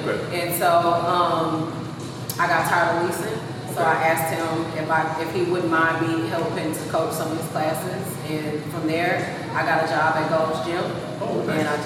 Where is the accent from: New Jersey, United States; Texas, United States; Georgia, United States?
Texas, United States; Houston; moved away as an adult; also born or lived in San Antonio; I'm from Houston. From you, I'm Northside.